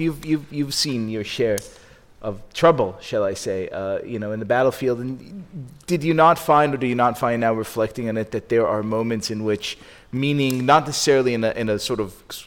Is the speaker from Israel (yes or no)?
yes; Israel; moved away; I come from Israel, a society where everyone served